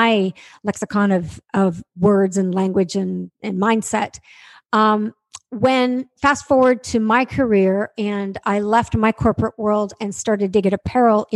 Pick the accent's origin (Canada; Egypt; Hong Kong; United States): Canada; I'm from Canada. So I'm sitting in my office in Toronto speaking to you right now.